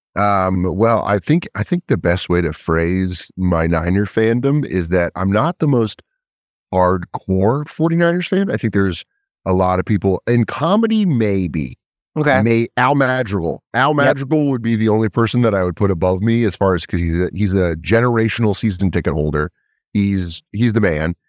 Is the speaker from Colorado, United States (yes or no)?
yes; Colorado, United States; also born or lived in Connecticut; I grew up in Colorado, but I was born I was born in Connecticut